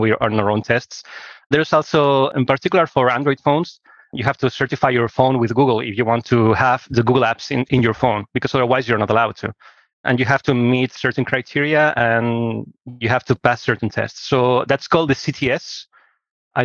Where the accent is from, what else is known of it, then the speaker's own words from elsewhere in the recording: Barcelona, Catalonia, Spain; I'm from Barcelona, Spain, and I studied here